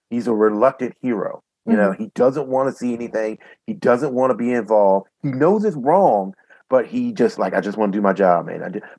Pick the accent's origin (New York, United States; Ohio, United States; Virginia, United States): Virginia, United States; southeastern; born or raised there